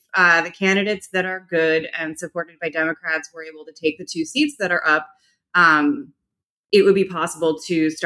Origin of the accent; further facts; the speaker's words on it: Wisconsin, United States; moved away; my home state, Wisconsin